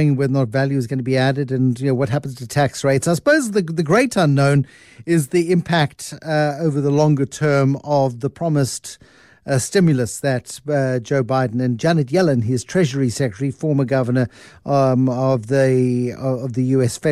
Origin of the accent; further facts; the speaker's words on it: South Africa; as a South African